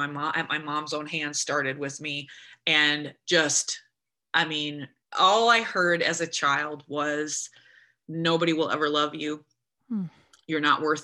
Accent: United States; I'm an American girl.

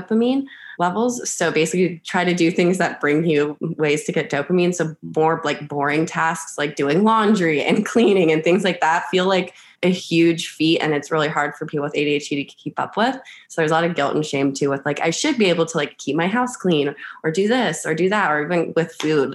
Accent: Charlotte, North Carolina, United States; I am from Charlotte, North Carolina.

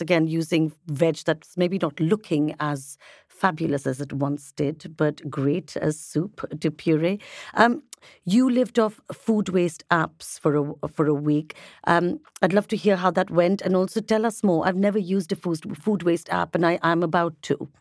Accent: India; being Indian

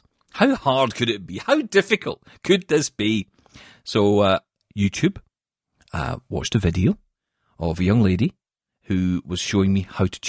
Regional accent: Scotland, United Kingdom; It's because I'm Scottish.

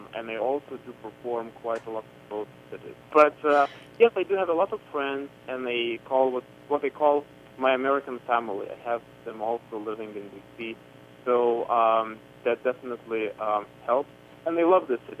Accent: Lithuania; now in Washington, D.C., United States; I went back to my home country

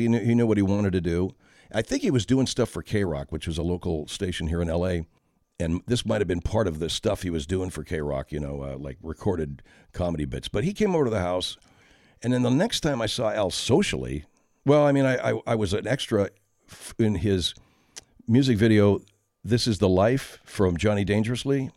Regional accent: San Gabriel Valley, California, United States; also born or lived in Sierra Madre, California; I grew up in the San Gabriel Valley

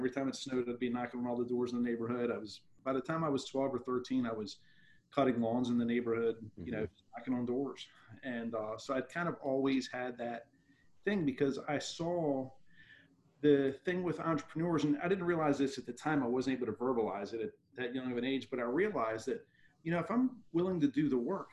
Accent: Baltimore, Maryland, United States; I grew up in Baltimore City in a very blue collar, lower middle class neighborhood.

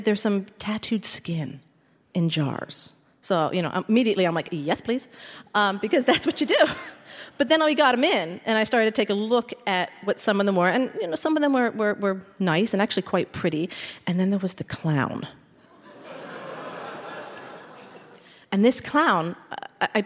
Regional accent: Philadelphia, Pennsylvania, United States; I'm from Philadelphia, born and raised

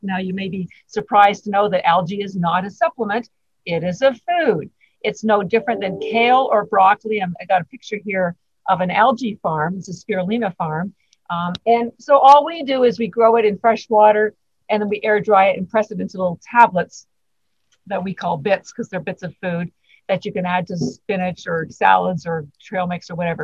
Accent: Canada; moved away as an adult; now in Boston, United States; I'm actually Canadian, but I've lived in Boston uh, 33 years

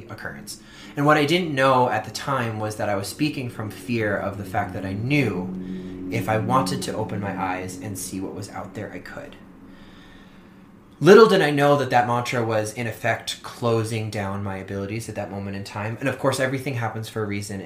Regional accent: Orleans, Massachusetts, United States; moved away; growing up on Cape Cod in Massachusetts, where everything is very old

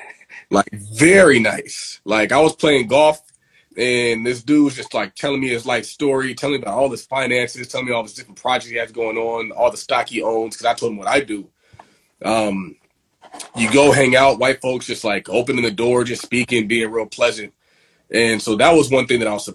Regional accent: San Diego, California, United States; also born or lived in Inland Empire, California; I grew up in San Diego from like elementary school to middle school. And then from middle school, we moved to the Inland Empire

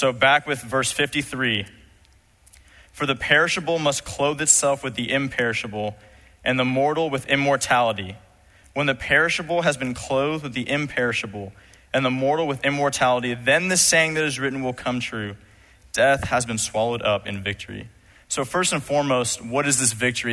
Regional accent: Los Angeles, California, United States; I was growing up in Los Angeles, California.

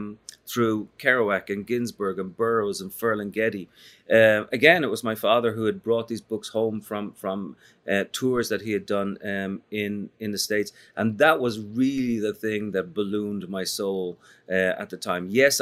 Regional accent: Dublin, Leinster, Ireland; When I was growing up in Dublin

